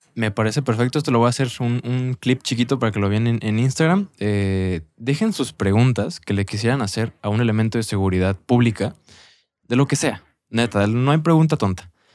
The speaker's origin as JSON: {"language": "Spanish", "country": "Mexico", "said": "como mexicanos"}